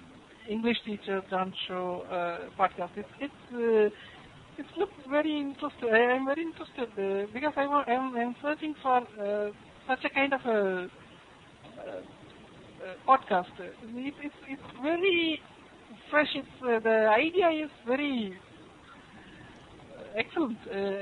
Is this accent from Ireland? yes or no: no; Kanyakumari, Tamil Nadu, India; Basically, I'm from the southernmost part of the country, from Cape Comorin.